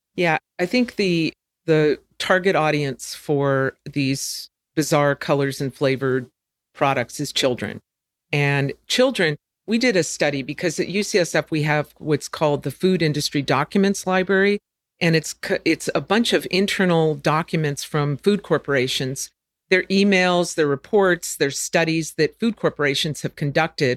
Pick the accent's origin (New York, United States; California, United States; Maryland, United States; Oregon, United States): California, United States; growing up in California